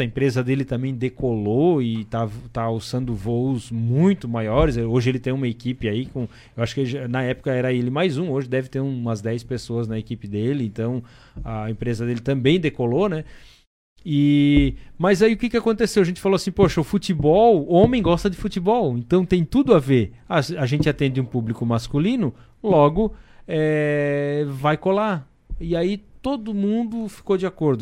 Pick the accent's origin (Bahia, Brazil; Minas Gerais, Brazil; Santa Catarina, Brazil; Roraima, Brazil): Santa Catarina, Brazil; Blumenau region; moved away as an adult; also born or lived in Timbó; Eu sou lá da região de Blumenau